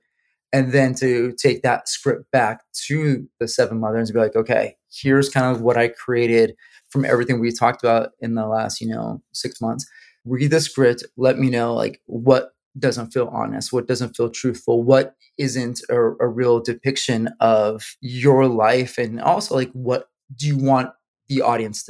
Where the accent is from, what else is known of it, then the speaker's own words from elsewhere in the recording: New Mexico, United States; moved away; Born and raised in New Mexico